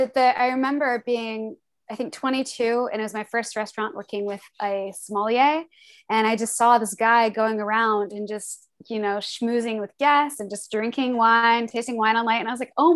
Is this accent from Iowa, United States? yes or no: yes; Des Moines, Iowa, United States; born there; I'm from the Midwest. I was born in Des Moines, Iowa, and lived in like 7 different states growing up all around the Midwest.